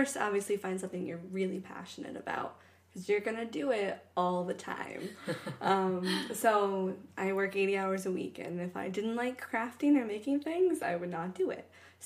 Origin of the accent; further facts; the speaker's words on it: Ohio, United States; now in Portland, United States; I grew up in Ohio, so when I first moved to Portland